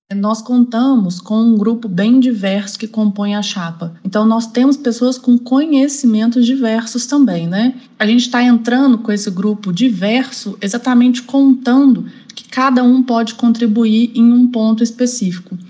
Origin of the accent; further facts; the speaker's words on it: Belo Horizonte, Minas Gerais, Brazil; moved away as an adult; also born or lived in Paraná; eu sou de Minas Gerais, sou de Belo Horizonte. Eu tô no MPU há 10 anos. Eu fiquei 3 anos no Paraná, depois eu consegui remover para Belo Horizonte, então eu voltei para minha cidade natal